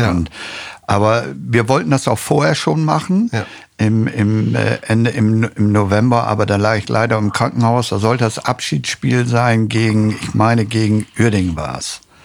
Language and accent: German; Osnabrück, Lower Saxony, Germany; Ich war ja selber aus Osnabrücke